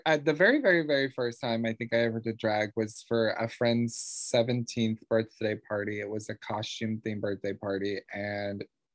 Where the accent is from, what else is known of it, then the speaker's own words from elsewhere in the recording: North Carolina, United States; moved away as an adult; also born or lived in Ohio; I'm from North Carolina. I was raised there since I was 5.